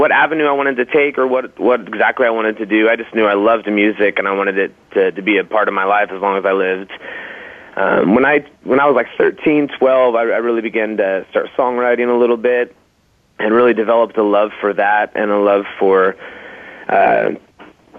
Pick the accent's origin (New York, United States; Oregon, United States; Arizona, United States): Oregon, United States; Portland; also born or lived in Colorado Springs, Colorado; I was born in Colorado Springs. Moved here when I was pretty little, and I've been in Portland ever since